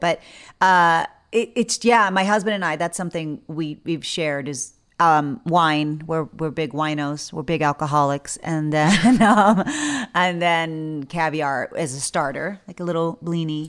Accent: South Texas, United States; I grew up in South Texas, which is near the border from Mexico

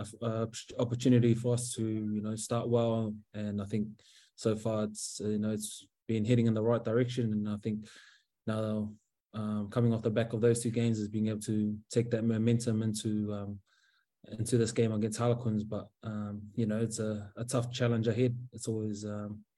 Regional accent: Auckland, New Zealand; moved away as an adult; now in Northern Ireland, United Kingdom; Mangere's my home for me, so South Auckland. That's kind of always born and bred there

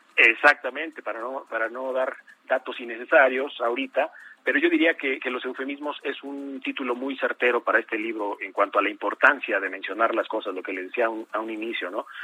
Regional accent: Mexico; algunas cosas que tenemos como mexicanos

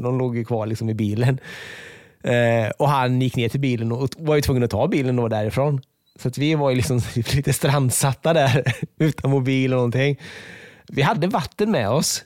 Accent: Borås, Västra Götaland, Sweden; moved away; jag är från Borås

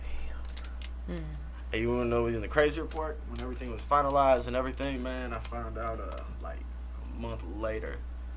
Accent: St. Louis, Missouri, United States; I'm from North County

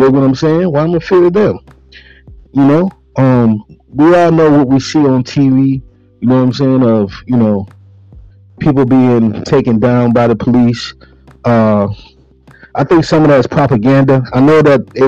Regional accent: Buffalo, New York, United States; growing up in Buffalo, New York

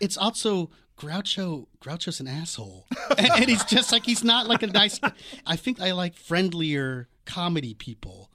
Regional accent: Washington, District of Columbia, United States; also born or lived in New York; now in Los Angeles, United States; I grew up on the East Coast in Washington, D C.

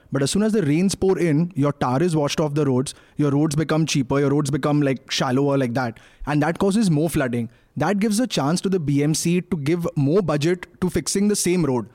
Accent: Mumbai, Maharashtra, India; I'm from Bombay

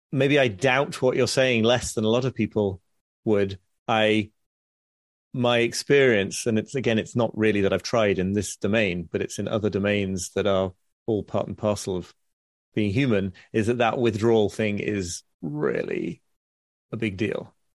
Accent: United Kingdom; being specifically British in my, in my personality

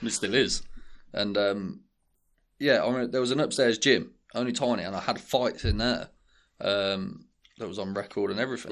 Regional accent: Birmingham, West Midlands, United Kingdom; we're from, um, we're from Saint James, um, and King's Heath. Like, things were, we didn't have a lot of money growing up

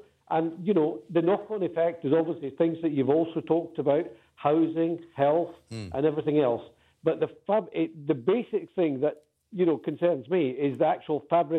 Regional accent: Scotland, United Kingdom

